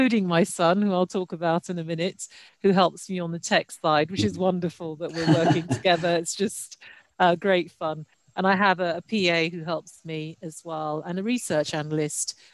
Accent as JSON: {"language": "English", "country": "United Kingdom", "tie": "born or raised there", "also_born_or_lived": "Nigeria", "said": "I moved to the UK when I was 8 for educational purposes"}